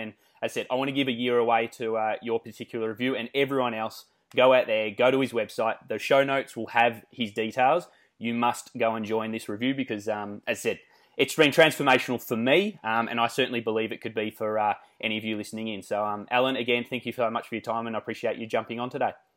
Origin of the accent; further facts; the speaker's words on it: Australia; accent: Australian; we love the Australian accent. To me, I think we sound nasally and whiny